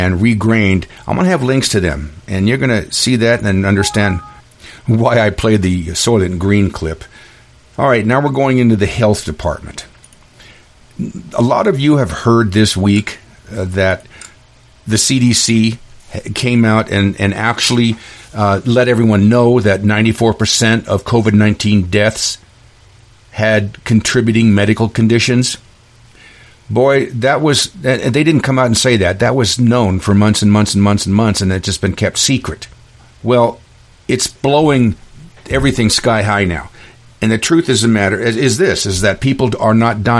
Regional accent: Klamath Reservation, Oregon, United States; I was raised in the Klamath Reservation

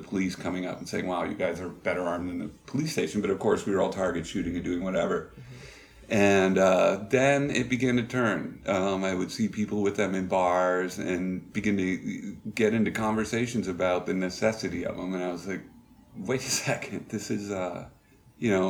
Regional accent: New Hampshire, United States; moved away as an adult; growing up in New Hampshire

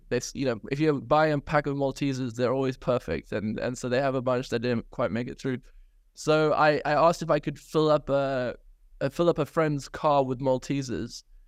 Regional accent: South Africa; now in United Kingdom; I grew up in South Africa, had an incredible childhood

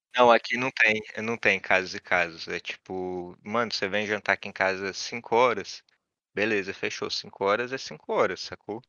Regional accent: Rio de Janeiro, Brazil; moved away as an adult; eu nasci no Rio, né, cara? Eu nasci do, do lado da favela, eu nasci no Estácio. E na época que eu nasci lá, aquilo lá era uma favela cabulosa

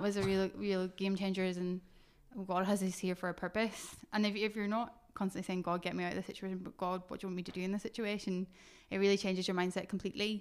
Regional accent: Northern Ireland, United Kingdom; moved away as an adult; now in Fife, United Kingdom; I grew up, was born in Northern Ireland, grew up here

